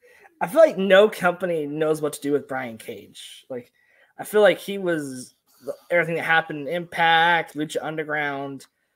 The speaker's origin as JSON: {"language": "English", "region": "Texas", "country": "United States", "said": "I'm from Texas."}